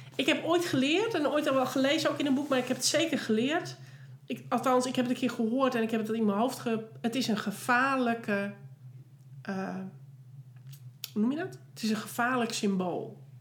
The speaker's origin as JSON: {"language": "Dutch", "country": "Netherlands", "said": "wij voelen niet als Nederlander"}